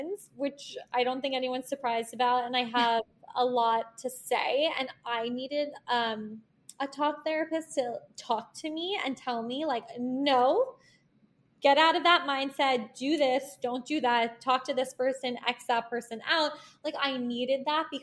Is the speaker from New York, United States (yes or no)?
yes; Locust Valley, New York, United States; now in New York City, United States; I'm from Locust Valley